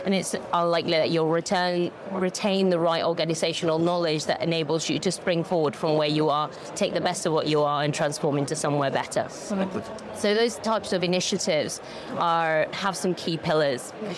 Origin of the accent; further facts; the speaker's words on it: Spain; moved away; So I'm originally from Spain, but I've lived here for 25, 20, 30 odd years.